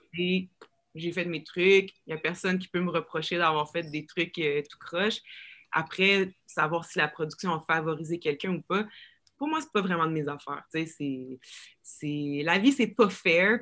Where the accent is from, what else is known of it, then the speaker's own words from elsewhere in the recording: Rouyn-Noranda, Quebec, Canada; accent: joual, keb; now in Montreal, Canada; moi, j'ai grandi à Rouen